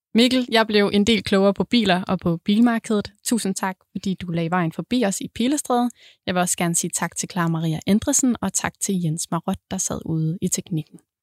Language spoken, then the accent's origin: Danish; Southern Jutland, Southern Denmark, Denmark; nu jeg er sønderjyde